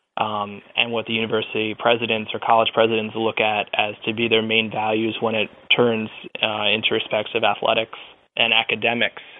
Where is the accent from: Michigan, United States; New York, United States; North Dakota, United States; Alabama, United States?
New York, United States; Long Island; moved away as an adult; I grew up on Long Island